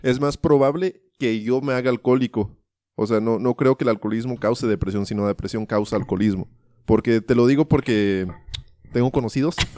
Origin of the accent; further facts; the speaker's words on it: United States; now in Ciudad Juárez, Mexico; yo me crié en Estados Unidos